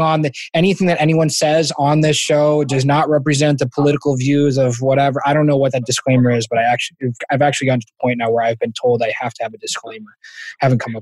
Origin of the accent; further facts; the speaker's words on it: Massachusetts, United States; I'm from Massachusetts